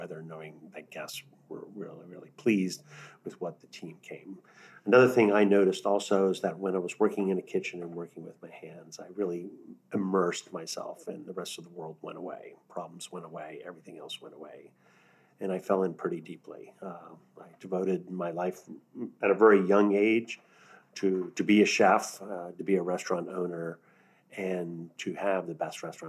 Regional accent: New Orleans, Louisiana, United States; And my experience of living and growing up in New Orleans really dramatically changed my life.

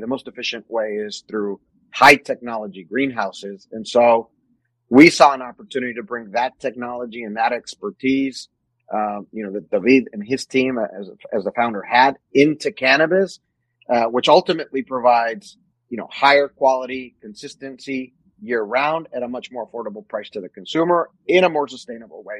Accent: Mexico; born or raised there; moved away as an adult; also born or lived in New Mexico; now in United States

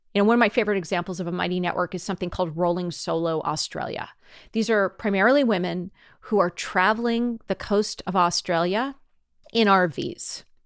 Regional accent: Cupertino, California, United States; I was born in Cupertino in the seventies, grew up in Cupertino in the eighties

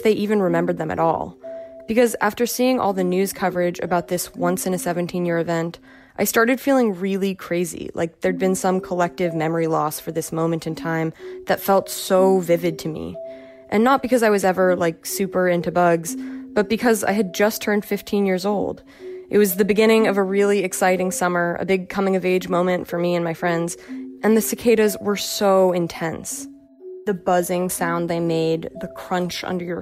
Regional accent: Nyack, New York, United States; I was in high school in my hometown of Nyack, New York, about 20 miles north of New York City

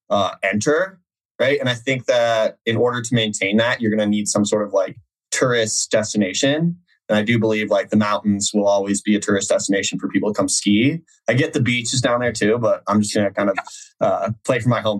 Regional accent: Colorado, United States; And I, my reasoning, right, is I am from Colorado

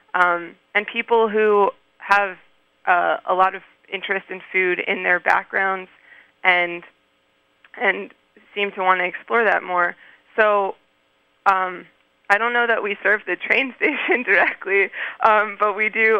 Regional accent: Maryland, United States; moved away as an adult; also born or lived in Canada; now in Poughkeepsie, United States; I grew up in Maryland

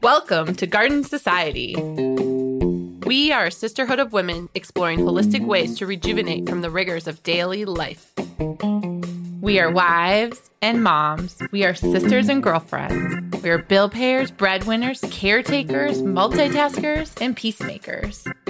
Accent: Wisconsin, United States; when I grew up in Wisconsin

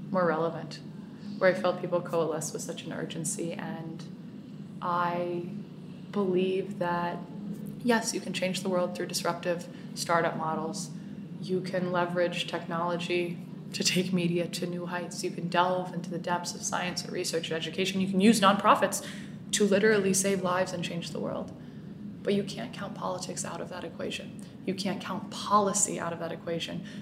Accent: Puerto Rico; educating, inspiring, and mobilizing people towards solutions is something I believe passionately about in my hometown, in Puerto Rico, and all around the world.

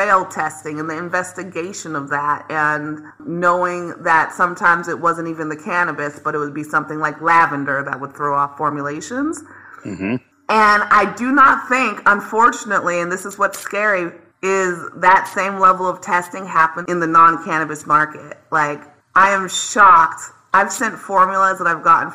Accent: the South, United States; I am from the South

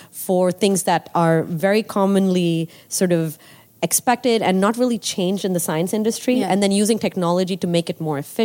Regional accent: Nigeria; moved away as an adult; I grew up in Nigeria.

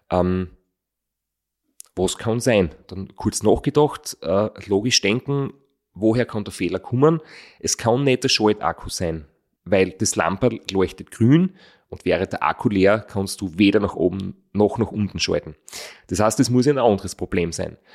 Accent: Austria; einen Podcast gefunden, wo er, der englisch ist, den man heute halt als, als Österreicher hören kann

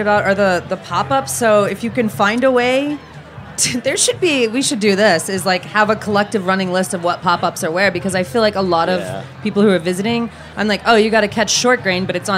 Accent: South Carolina, United States; I'm from South Carolina. I was born and raised, but, like, in the middle of nowhere, not Charleston.

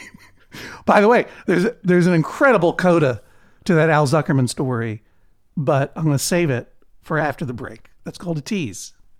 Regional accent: New England, United States; New England

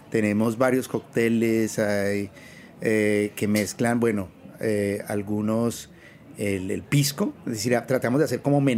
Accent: Bogotá, Colombia; moved away as an adult; now in New York, United States; yo llegué en el 2000 de, de Colombia, de Bogotá, y la idea era eh, hacer, neurociencias.

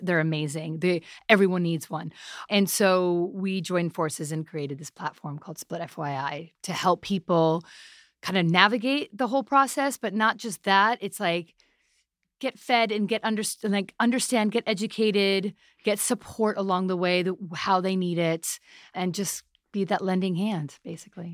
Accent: New York City, New York, United States; I'm a half Pakistani, half Italian, born in New York City

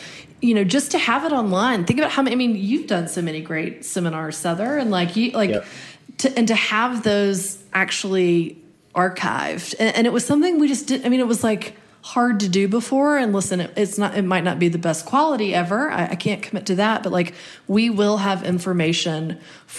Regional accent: United States; moved away; I'm an American that speaks English

